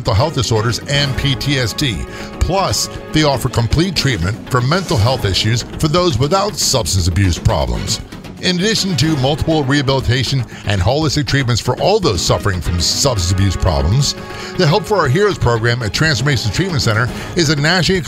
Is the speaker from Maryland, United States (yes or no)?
yes; Southern Maryland, United States; I came from Southern Maryland.